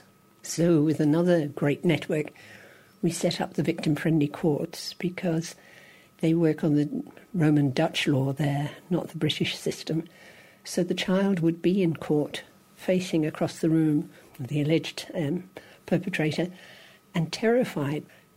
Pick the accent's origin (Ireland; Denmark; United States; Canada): Ireland; Dublin, Leinster; moved away as an adult; also born or lived in England / Australia / Zimbabwe; I was born and reared in Dublin, but spent time in England